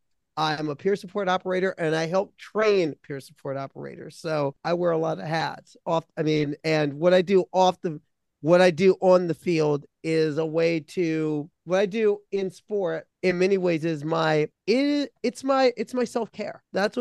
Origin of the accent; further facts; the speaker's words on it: Midwest, United States; also born or lived in Connecticut; I'm a Midwesterner